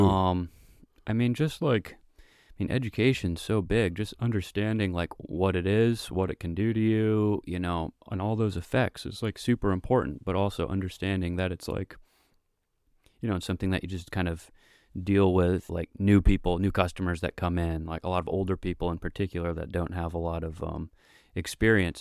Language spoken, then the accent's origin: English; Vermont, United States; I grew up here in Vermont